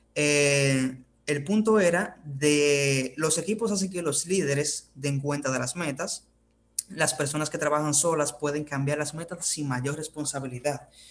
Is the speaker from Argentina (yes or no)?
no; Dominican Republic; desde donde le habla esos servidores desde República Dominicana